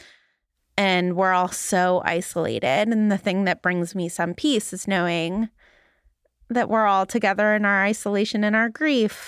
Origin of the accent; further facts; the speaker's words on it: Los Angeles, California, United States; now in Boston, United States; where I grew up in Los Angeles